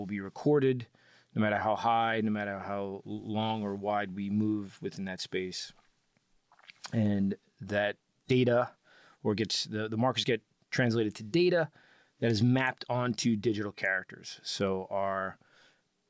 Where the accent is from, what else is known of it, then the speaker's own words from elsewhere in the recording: Long Island, New York, United States; I grew up in Long Island, New York, Strong Island